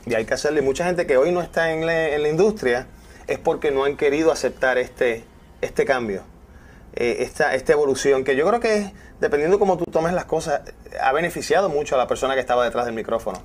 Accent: Fajardo, Puerto Rico; Fajardo ese es mi pueblo natal

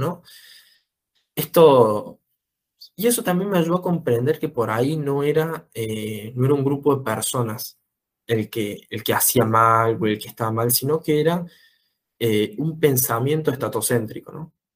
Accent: Córdoba, Argentina; nací en Córdoba, vivo en Córdoba desde siempre, eh, en el barrio del Verde

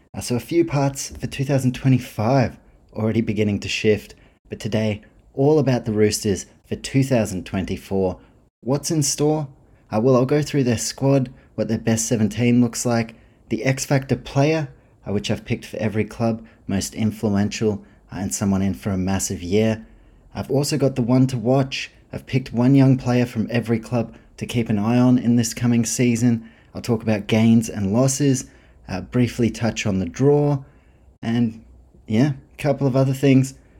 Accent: New Zealand; me being a Kiwi.

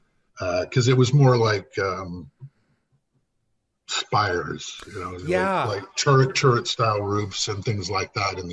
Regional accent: Windsor, Ontario, Canada; also born or lived in Winnipeg; And I'm from Windsor, Ontario, originally.

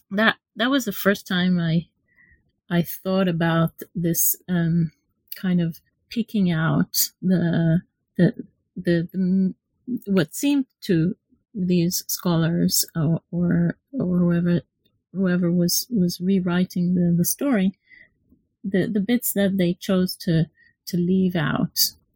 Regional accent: Israel; moved away as an adult; now in London, United Kingdom; I'm from from Israel, so I did my undergraduate and MA um, in Israel

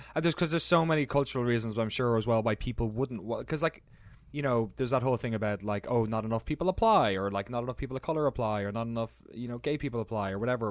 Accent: Ireland; born or raised there; moved away as an adult; also born or lived in London / San Francisco

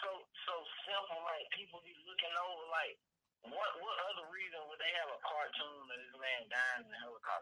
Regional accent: Alabama, United States; I'm from Alabama, man.

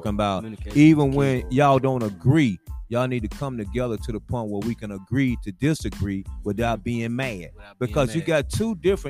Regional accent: Georgia, United States; moved away as an adult; now in Nashville, United States; back when I came to Nashville from Georgia in 1982 to go to school at TSU.

